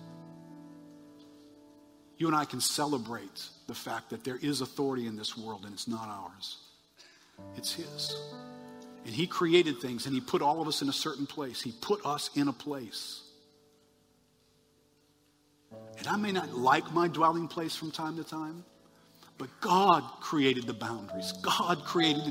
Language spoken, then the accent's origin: English; United States; I'm an American